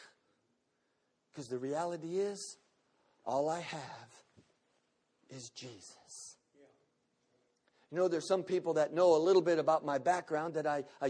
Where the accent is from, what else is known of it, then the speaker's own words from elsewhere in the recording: the South, United States; I'm from the South.